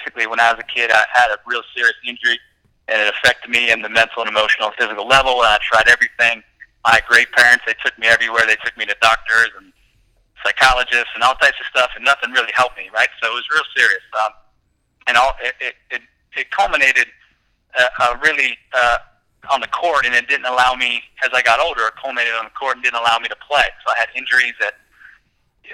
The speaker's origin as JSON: {"language": "English", "town": "Chapel Hill", "region": "North Carolina", "country": "United States", "tie": "born or raised there", "said": "I grew up in Chapel Hill in North Carolina"}